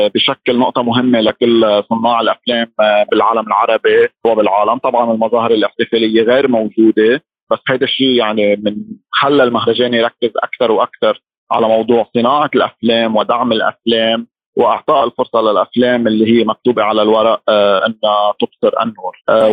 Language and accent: Arabic; Lebanon; انا مخرج لبناني بعرف جيد المجتمع اللبناني